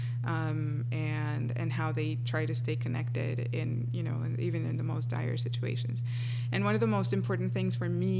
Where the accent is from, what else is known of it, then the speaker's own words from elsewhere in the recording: Colombia; English is a second language; moved away; Colombia, and it being my home country